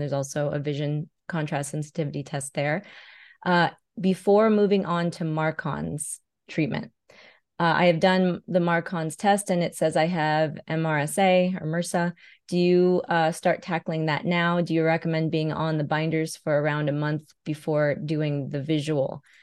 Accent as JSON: {"language": "English", "region": "California", "country": "United States", "tie": "born or raised there", "moved": "as an adult", "lives_now": "Las Vegas, United States", "said": "I moved from California, where I was born and raised, to Nevada, Las Vegas specifically"}